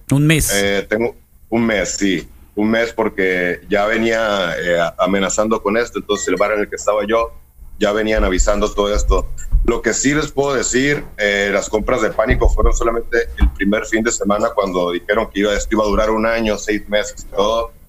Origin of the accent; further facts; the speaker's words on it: Hermosillo, Sonora, Mexico; now in San Francisco, United States; Sí, soy de Hermosillo, Sonora, del barrio de los Virreyes.